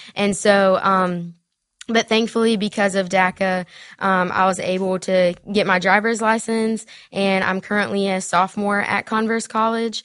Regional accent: Spartanburg, South Carolina, United States; accent: Southern; also born or lived in Mexico; I grew up in Smartburg, South Carolina.

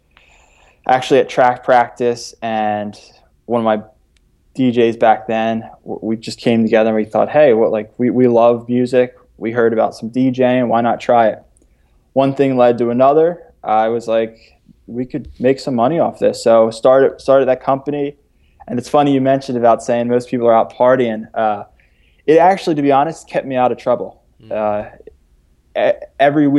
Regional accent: Philadelphia, Pennsylvania, United States; I was born in Philadelphia

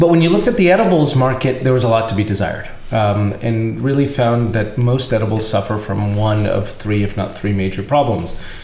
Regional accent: East Brunswick, New Jersey, United States; I'm originally a New Jersey boy. I grew up here in East Brunswick

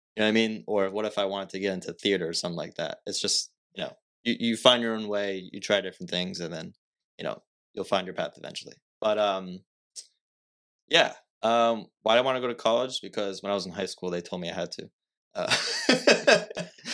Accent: Fall River, Massachusetts, United States; I'm from Fall River

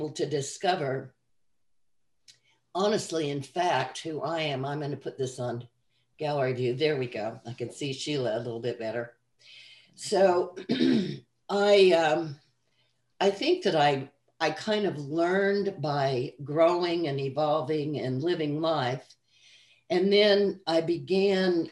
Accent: Salt Lake City, Utah, United States; also born or lived in Arizona; now in Kentucky, United States; I was raised in Salt Lake City, Utah, and in Arizona on the mesas with the Hopi people

